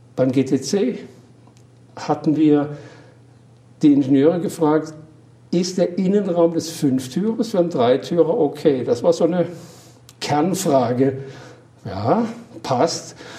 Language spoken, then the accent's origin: German; Baden-Württemberg, Germany; accent: Badisch; Am Bergli, wie man es bei uns im Patischen sagt.